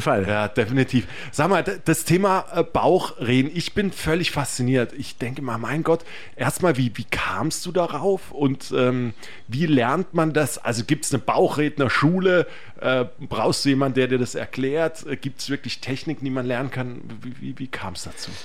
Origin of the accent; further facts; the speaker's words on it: Black Forest, Baden-Württemberg, Germany; Wo ich ähm, aufgewachsen bin im Schwarzwald